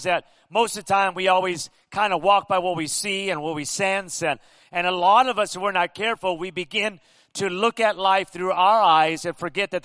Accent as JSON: {"language": "English", "town": "Pico Rivera", "region": "California", "country": "United States", "tie": "born or raised there", "moved": "as an adult", "lives_now": "Las Vegas, United States", "said": "I grew up in Southern California, Pico Rivera"}